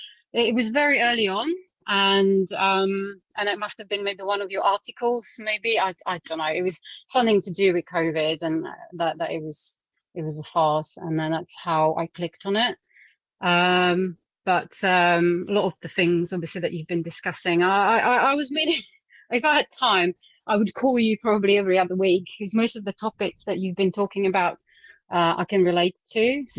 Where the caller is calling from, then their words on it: Surrey, South East England, United Kingdom; I'm in Surrey.